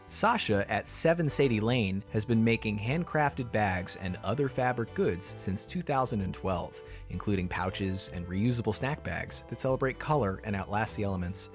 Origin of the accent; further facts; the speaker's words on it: Wilton, Connecticut, United States; I grew up in Wilton, Connecticut, the Hollywood of New England